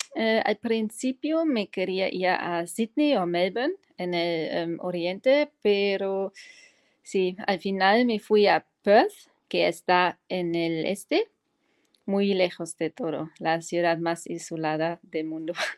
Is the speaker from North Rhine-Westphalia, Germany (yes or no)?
yes; Cologne, North Rhine-Westphalia, Germany; Spanish is a second language; also born or lived in Australia / Mexico; nací, en eh, Colonia, en Alemania, y allí también crecí